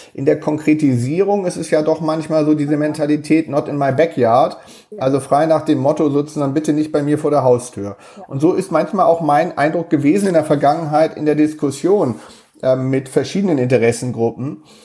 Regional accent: Hamburg, Germany; als Hamburger

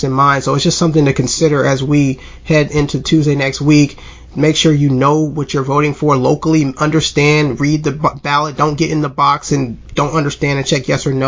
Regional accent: Mobile, Alabama, United States; moved away; we're all actually from Mobile. You know, we live in different states now

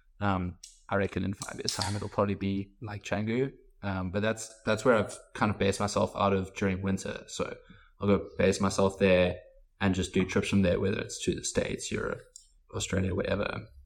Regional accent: South Africa; we're from South Africa

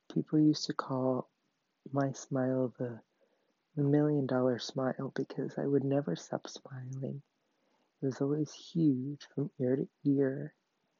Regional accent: Baltimore, Maryland, United States; I was born on July 4th, 2001, in Baltimore, Maryland

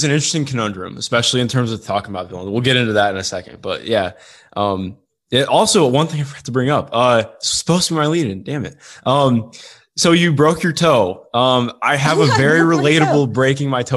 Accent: Cleveland, Ohio, United States; moved away; I'm from Cleveland actually, but I grew up so I grew up just outside Cleveland

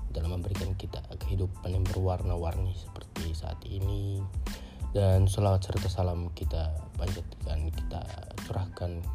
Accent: Gorontalo, Indonesia; born there; tapi saya lahirnya Indonesia tapi ya saya bangga jadi anak Indonesia saya lahir di Gorontalo Regency

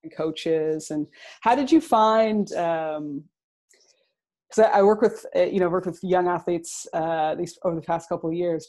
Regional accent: Toronto, Ontario, Canada; I'm originally from Toronto

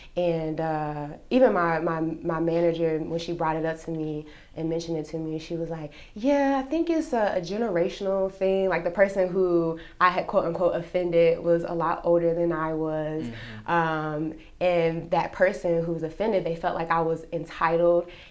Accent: North Carolina, United States; moved away as an adult; now in Texas, United States; I grew up in North Carolina. Mm-hmm. Uh, whole life, born, raised, educated, everything, North Carolina

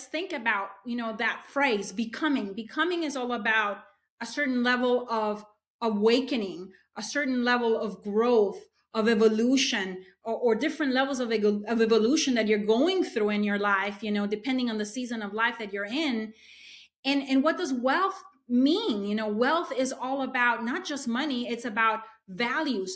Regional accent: Honduras; moved away as an adult; now in United States; So I am an immigrant into the U.S. I'm originally from Honduras. I came here to study

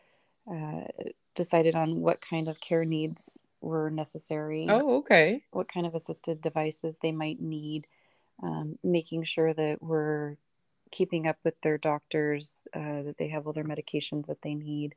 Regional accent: Oregon, United States; also born or lived in Michigan; I was born and raised in Oregon, American.

